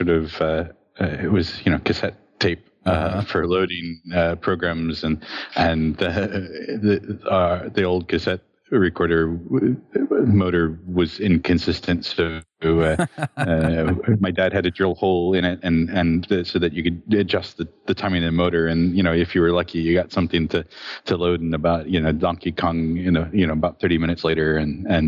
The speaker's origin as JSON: {"language": "English", "town": "Phoenix", "region": "Arizona", "country": "United States", "tie": "born or raised there", "said": "I grew up in Phoenix, Arizona"}